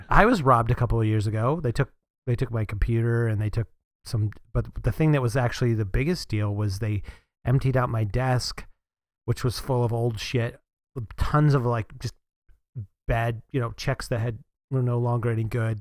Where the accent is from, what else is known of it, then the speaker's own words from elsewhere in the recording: Northeast, United States; I grew up in the Northeast